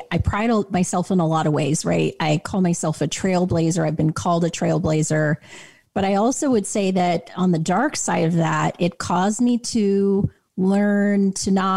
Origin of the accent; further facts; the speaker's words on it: Clinton, Utah, United States; I grew up in Clinton, Utah, of all places